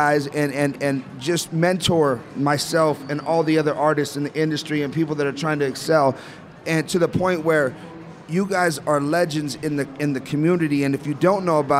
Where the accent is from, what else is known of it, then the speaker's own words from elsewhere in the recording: Downey, California, United States; also born or lived in Pomona; I lived in Pomona myself and originally from Downey